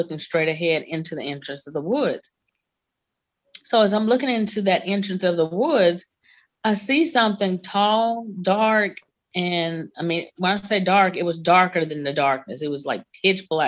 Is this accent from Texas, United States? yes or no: no; North Alabama, United States; I'm from Alabama, North Alabama to be exact.